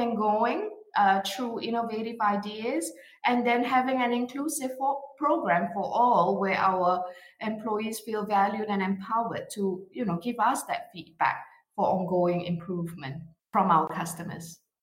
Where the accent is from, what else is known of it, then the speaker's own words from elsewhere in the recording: Singapore; now in Bonn, Germany; I am originally from Singapore, but I work in Germany in the beautiful Bonn area near Cologne